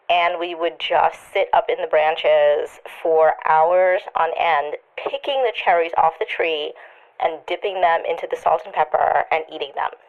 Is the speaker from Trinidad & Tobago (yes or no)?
yes; Trinidad & Tobago; it reminded me a lot of growing up in Trinidad when I was a kid, I used to climb up into my grandmother's cherry tree.